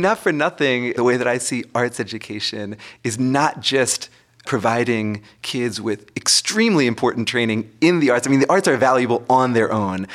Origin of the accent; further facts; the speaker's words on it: Massachusetts, United States; moved away; my home state of Massachusetts